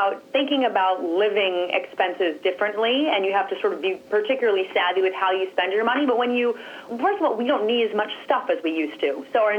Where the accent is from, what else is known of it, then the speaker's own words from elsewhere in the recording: United States; We're from the States.